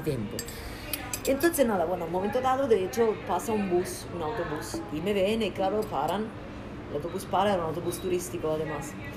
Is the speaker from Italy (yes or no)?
yes; Italy; Spanish is a second language; moved away as an adult; also born or lived in Prague, Czech Republic; now in Barcelona, Spain; yo soy italiana